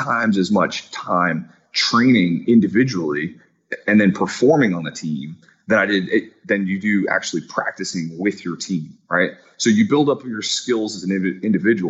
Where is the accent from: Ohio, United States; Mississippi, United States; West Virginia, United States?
Ohio, United States; southeastern; moved away as an adult; also born or lived in Upper Peninsula of Michigan, United States; now in Morocco; I was raised in southeastern Ohio